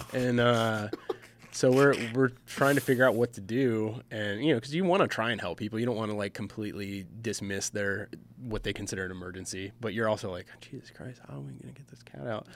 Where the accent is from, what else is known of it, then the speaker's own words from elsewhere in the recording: Michigan, United States; moved away; I grew up in Michigan